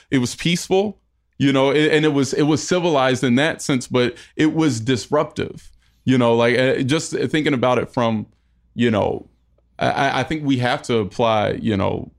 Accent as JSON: {"language": "English", "region": "North Carolina", "country": "United States", "tie": "born or raised there", "said": "North Carolina."}